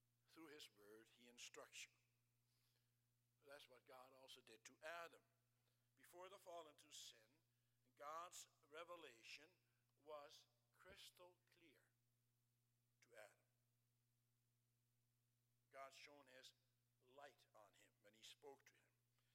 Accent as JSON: {"language": "English", "country": "Netherlands", "tie": "born or raised there", "moved": "yes", "said": "I grew up in the Netherlands"}